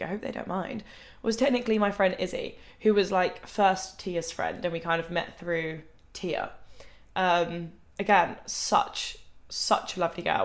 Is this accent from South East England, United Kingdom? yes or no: yes; Thanet, South East England, United Kingdom; moved away as an adult; now in Manchester, United Kingdom; I don't see the point of like moving out in my hometown because I know I didn't want to stay in my hometown forever.